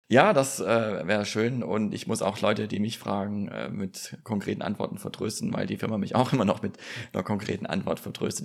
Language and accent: German; Germany; Hier bei uns in Deutschland